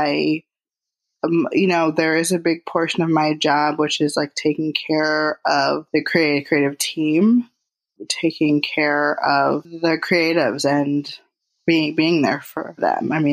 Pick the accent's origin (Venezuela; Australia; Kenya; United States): United States; Detroit, Michigan; moved away; Detroit, which is where I'm from. That's my hometown